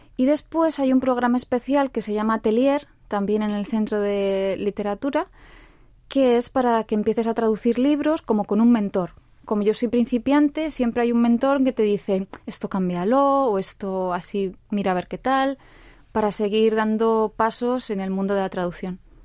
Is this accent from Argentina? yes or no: no; Spain; now in South Korea; yo soy de España